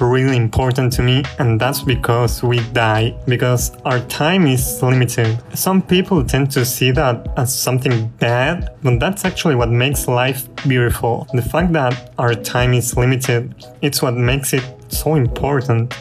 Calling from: Argentina; I'm calling from Argentina

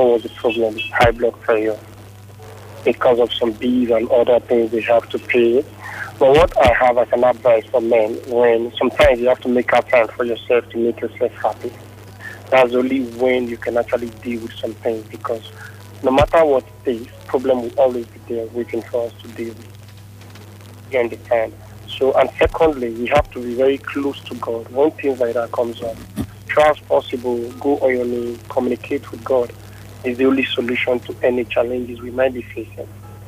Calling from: Lagos, Nigeria; I'm calling from Yaba.

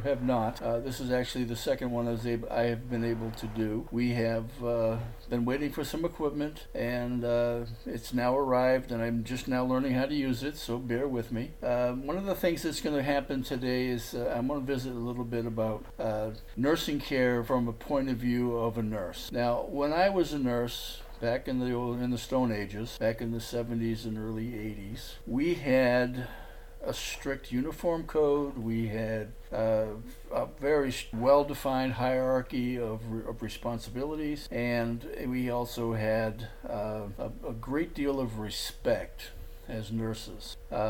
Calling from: Port Lavaca, Texas, United States; I'm calling from Port Lavaca, Texas.

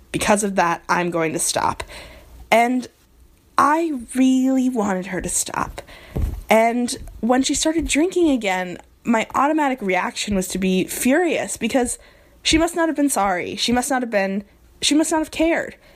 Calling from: New York, United States; also born or lived in Nebraska; I'm calling from New York by way of Nebraska.

